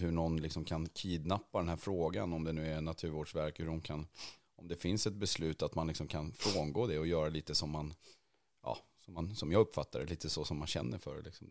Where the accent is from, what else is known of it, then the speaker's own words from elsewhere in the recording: Värmland, Sweden; jag växte upp där i Värmland